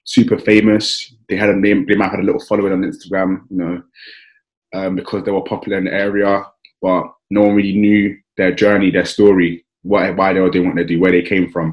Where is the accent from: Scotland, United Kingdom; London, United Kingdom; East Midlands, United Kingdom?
London, United Kingdom; I grew up in South East London, around Kennington and Woolworth